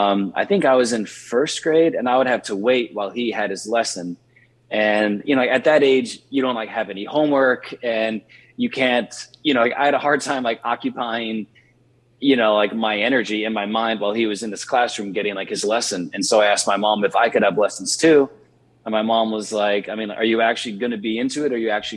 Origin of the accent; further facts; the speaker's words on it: Richmond, Virginia, United States; I grew up in Richmond, Virginia, and I spent the initial half of my childhood in the inner city, and then the rest of my childhood in what at the time was the rural outskirts